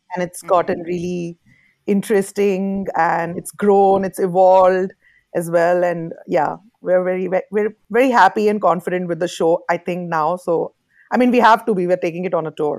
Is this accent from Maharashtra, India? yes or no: no; Jammu and Kashmir, India; moved away; I come from Jammu and Kashmir, uh, Kashmir being a very politicized piece of land between India and Pakistan. As a Kashmiri